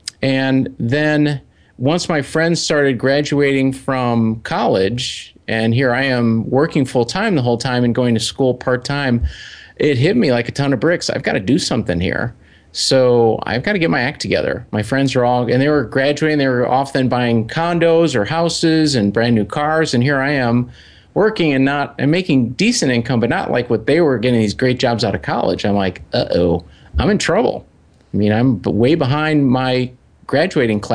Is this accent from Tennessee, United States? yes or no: no; Chicago, Illinois, United States; I'm from Chicago